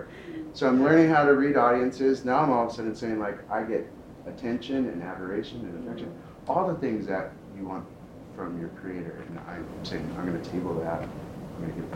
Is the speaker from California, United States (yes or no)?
yes; San Diego, California, United States; I'm from San Diego, and I was doing stuff with San Diego Opera, like as an elementary student